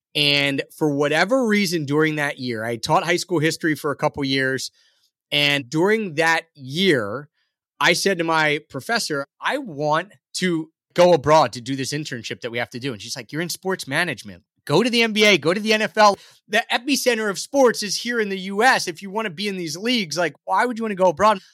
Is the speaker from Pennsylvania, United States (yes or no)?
yes; Philadelphia, Pennsylvania, United States; moved away; I grew up in that area